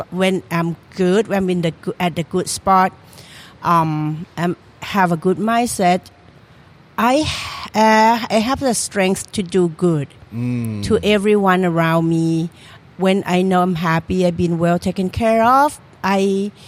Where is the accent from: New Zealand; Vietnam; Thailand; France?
Thailand; Trang; moved away as an adult; now in Philadelphia, United States; I come from Trang, okay. The southern part of Thailand